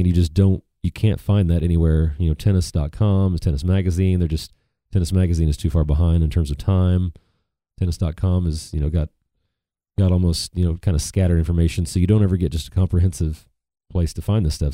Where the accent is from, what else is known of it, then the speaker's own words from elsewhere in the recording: United States; as American tennis fans